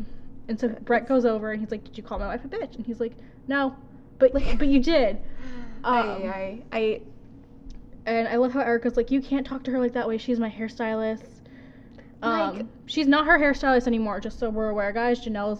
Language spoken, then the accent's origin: English; New York City, New York, United States; as a New Yorker here